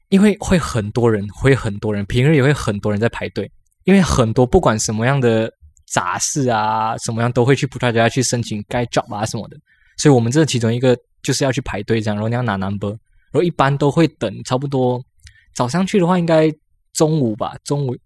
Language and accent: Chinese; Malaysia; moved away as an adult; now in Taiwan; 我们马来西亚人